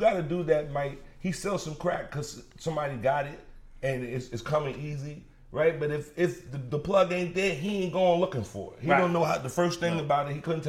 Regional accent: New York City, New York, United States; I'm from Brooklyn.

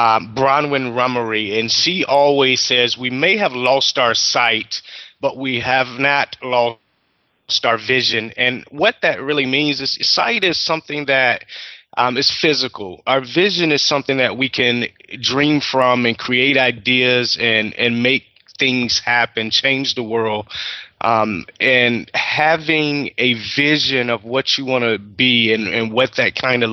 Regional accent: Portsmouth, Virginia, United States; born there; A little bit about myself. I was born in Portsmouth, Virginia. I'm the oldest of seven children, and I was born visually impaired.

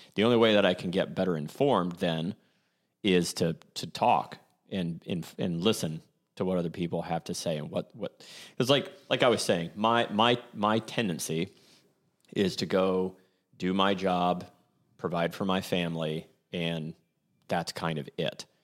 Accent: Columbus, Ohio, United States; growing up in Clintonville

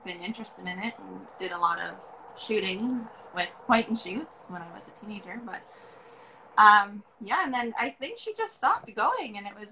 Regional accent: Kimberley, British Columbia, Canada; also born or lived in Japan; Merlin and I grew up in Kimberley

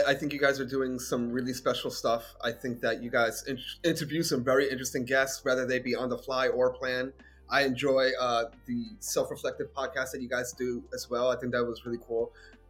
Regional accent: Bronx, New York, United States; I'm from the Bronx, but you guys have been through some shit.

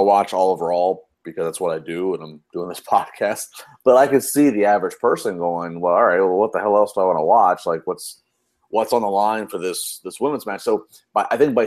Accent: Maryland, United States; I'm from Maryland

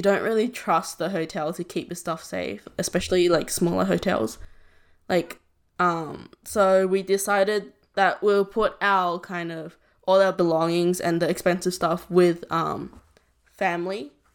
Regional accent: Southern Vietnam, Vietnam; moved away; I'm from the South

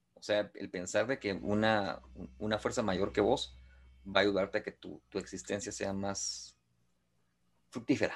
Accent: Guatemala; soy guatemalteco

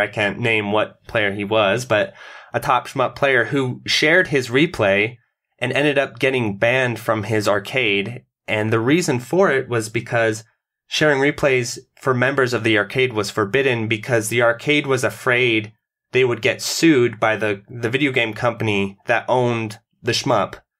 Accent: United States; as an American

